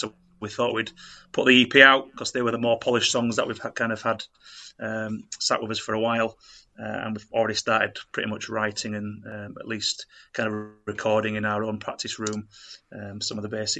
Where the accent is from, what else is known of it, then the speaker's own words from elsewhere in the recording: Bradford, Yorkshire and the Humber, United Kingdom; moved away; We're kind of born and bred in Bradford and moved away as the years have gone on.